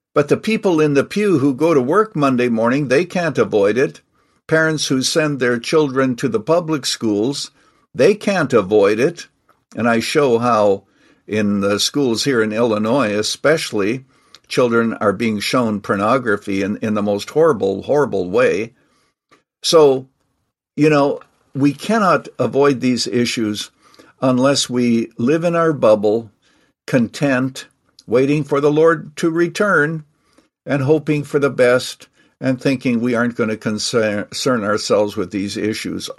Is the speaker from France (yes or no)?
no; Canada; now in United States; I actually was born and raised in Canada. I'm now a naturalized citizen.